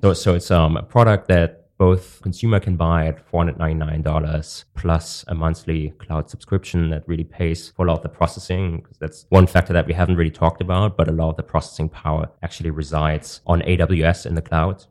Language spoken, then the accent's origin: English; Germany; moved away; also born or lived in Hong Kong; I'm from Germany